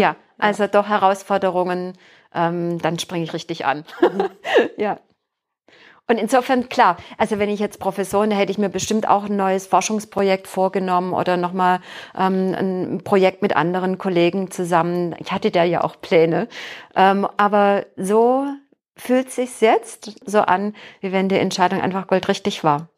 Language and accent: German; Heilbronn, Baden-Württemberg, Germany; moved away as an adult; now in Bielefeld, Germany; in meiner Heimatstadt in Heilbronn